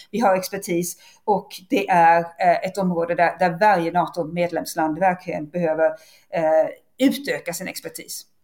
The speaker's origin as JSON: {"language": "Swedish", "country": "Sweden", "said": "som vanlig svensk"}